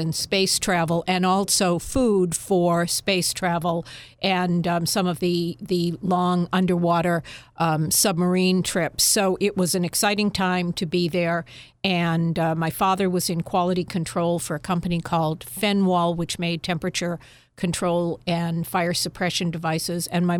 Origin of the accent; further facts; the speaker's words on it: Natick, Massachusetts, United States; Natick is a suburb of Boston, about 16 miles outside of Boston. And my mother and father lived there for a number of years. They moved there from Holliston because the schools were better in Natick.